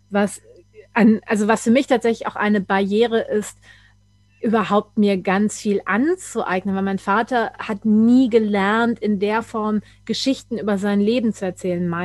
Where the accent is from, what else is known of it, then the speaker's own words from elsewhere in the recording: Germany; first language German; Und ich denke, ja, das ist meine Muttersprache.